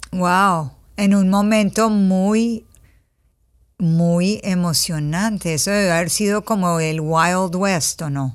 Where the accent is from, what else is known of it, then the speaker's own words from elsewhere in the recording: Colombia; yo crecí en Colombia